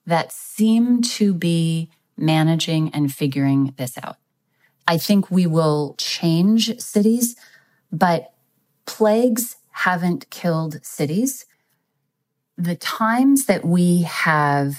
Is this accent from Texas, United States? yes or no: yes; Texas, United States; my home state of Texas